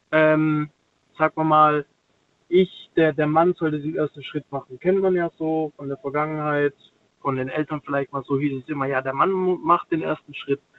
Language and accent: German; Stuttgart, Baden-Württemberg, Germany; dann fragt die mich, ja, wo kommst denn du her? Ja, aus Stuttgart.